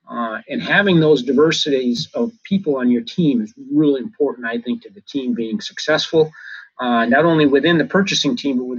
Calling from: Minnesota, United States; I'm calling in from Minnesota here at the end of October

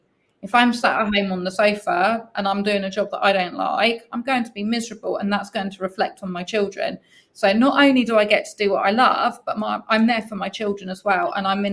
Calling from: Southampton, South East England, United Kingdom; So I'm calling in from the UK, Southampton, which is about as south in the UK as you can get. So we are right opposite the Isle of Wight.

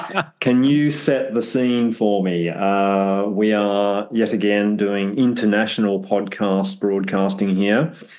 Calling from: London, United Kingdom; I am calling from London, just over the way from Putney Chiro again, and I see a brilliant sunny day over here in the UK

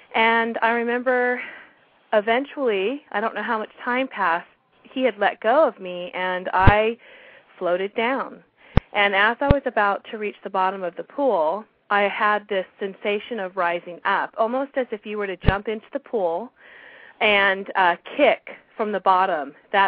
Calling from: California, United States; I'm calling from California.

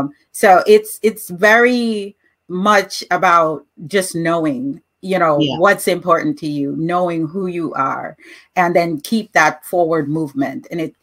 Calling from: Chicago, Illinois, United States; I am being interviewed from Chicago, Illinois.

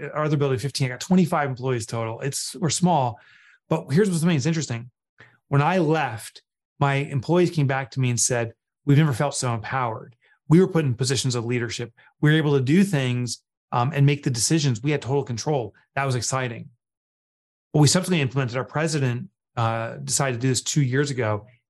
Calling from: Northern New Jersey, United States; I'm calling in from New Jersey, Northern New Jersey.

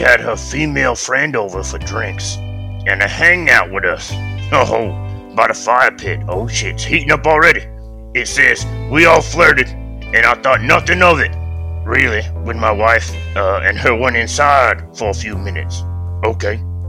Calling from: Kenya; Man, I'm calling from the homeland, nigga. I'm calling from Kenya.

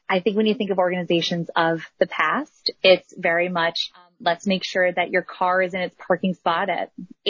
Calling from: Cleveland, Ohio, United States; I am in Cleveland, Ohio. Beautiful Cleveland, Ohio.

